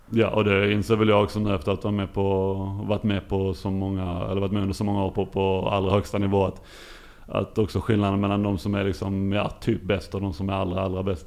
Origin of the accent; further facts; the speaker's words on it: Lund, Skåne, Sweden; moved away as an adult; also born or lived in Ystad; jag är ju eh, uppvuxen i Lund och eh, på Klostergården där mina föräldrar